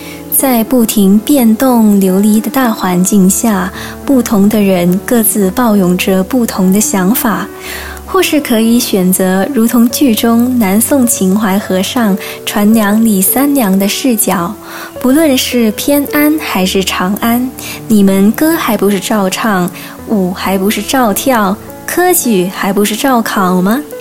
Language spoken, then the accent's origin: Chinese; Hong Kong; moved away as an adult; now in Taiwan; 香港是我的家乡